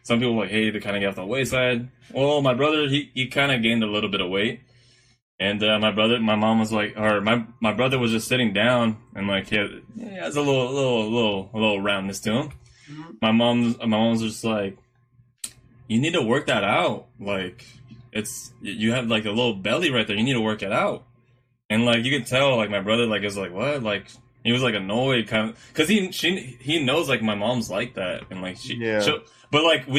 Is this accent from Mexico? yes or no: yes; Guadalajara, Jalisco, Mexico; It's because growing up in Guadalajara, there's a bunch of Mexican friends.